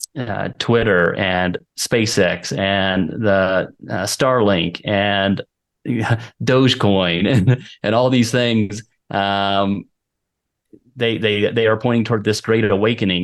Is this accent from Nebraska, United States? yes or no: no; Texas, United States; moved away as an adult; now in Volcán, Panama; I grew up in Texas